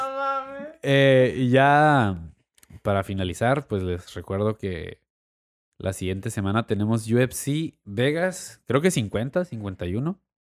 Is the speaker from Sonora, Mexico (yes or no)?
no; Tijuana, Baja California, Mexico; como tijuanenses también, como mexicanos